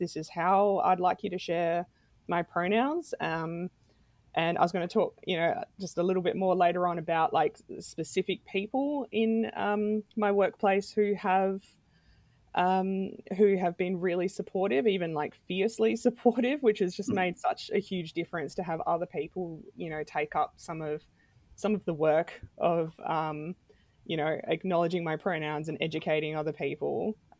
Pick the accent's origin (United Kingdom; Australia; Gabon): Australia; Adelaide, South Australia; I've lived in a few different places around Australia and around the world. I'm originally from Adelaide.